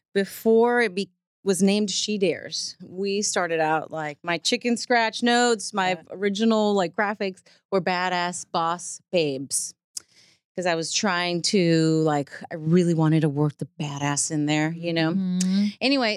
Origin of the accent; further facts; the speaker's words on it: New York City, New York, United States; now in Texas, United States; I have a huge family in Puerto Rico. I grew up in New York City and I live in Texas now, kind of far removed from, you know, the pollution of my family and friends.